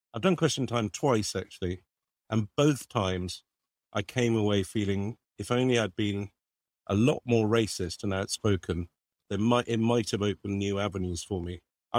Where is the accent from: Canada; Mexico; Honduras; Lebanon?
Lebanon; I got involved in Save the Children just because I grew up in Lebanon